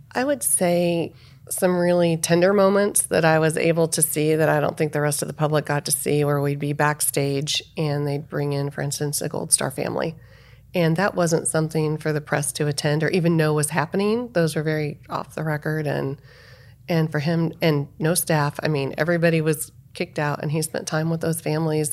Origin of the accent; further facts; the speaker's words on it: Salem, Illinois, United States; moved away; also born or lived in Arizona; Salem, Illinois